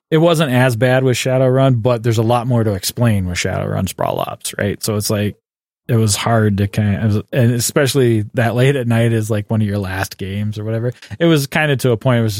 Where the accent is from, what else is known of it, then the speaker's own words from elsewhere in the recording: Canada; And I'm a Canadian.